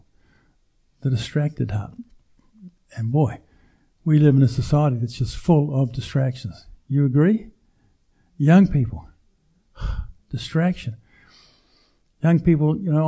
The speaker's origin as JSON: {"language": "English", "country": "New Zealand", "tie": "born or raised there", "said": "We grew up in New Zealand, no television"}